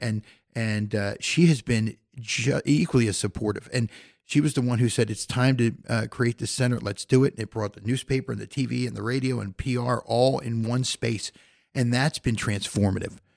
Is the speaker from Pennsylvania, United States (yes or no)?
yes; Philadelphia, Pennsylvania, United States; moved away as an adult; also born or lived in Indiana; now in Goshen, United States; I, I grew up in Philadelphia